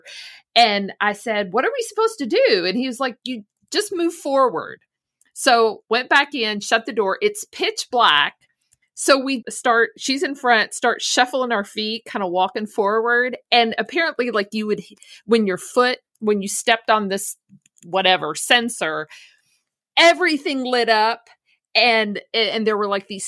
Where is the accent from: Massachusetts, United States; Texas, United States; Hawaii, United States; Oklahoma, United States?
Oklahoma, United States; I grew up in Oklahoma